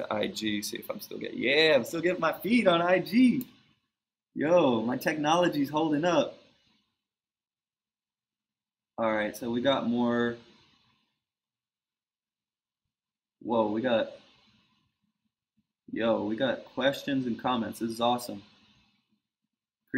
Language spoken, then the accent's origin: English; East Coast, United States; we're from the East Coast.